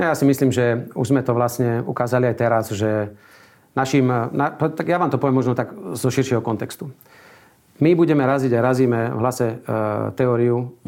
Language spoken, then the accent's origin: Slovak; Slovakia